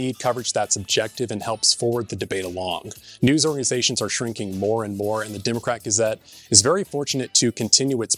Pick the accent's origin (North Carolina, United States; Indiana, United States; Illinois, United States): North Carolina, United States; Charlotte; moved away as an adult; now in Washington, D.C., United States; I grew up outside of Charlotte, North Carolina